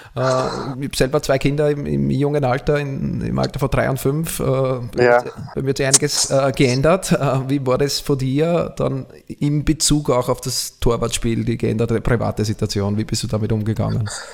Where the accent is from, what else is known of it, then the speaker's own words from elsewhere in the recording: Austria; bei uns in Österreich